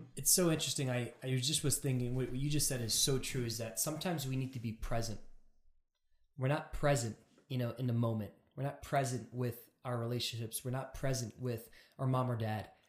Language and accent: English; New York and Long Island, United States; I'm from New York and Long Island